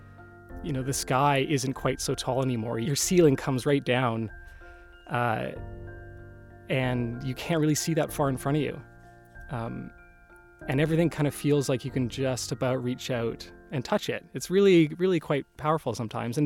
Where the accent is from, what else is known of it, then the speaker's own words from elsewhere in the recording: Salt Spring Island, British Columbia, Canada; I grew up on Salt Spring Island, which is a small island in between Vancouver and Victoria